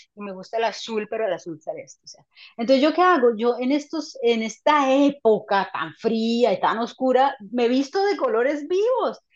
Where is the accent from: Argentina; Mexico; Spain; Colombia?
Colombia; moved away as an adult; no estar en mi país